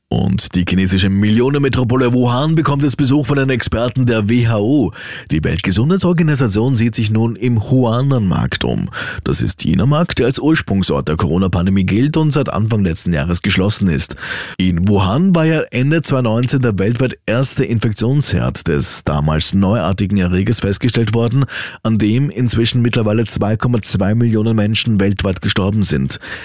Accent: Austria; Bei uns in Österreich

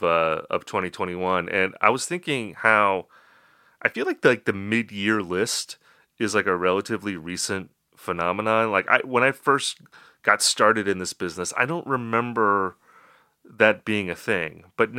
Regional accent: Upper Midwest, United States; I'm a lifelong resident of the Upper Midwest. I've lived in Wisconsin and Minnesota, so I'm practically Canadian.

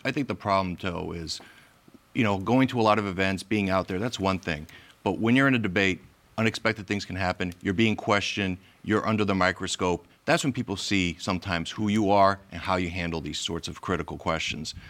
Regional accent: Massachusetts, United States; moved away as an adult; now in Rhode Island, United States; I grew up in Massachusetts. I came here about 30 years ago

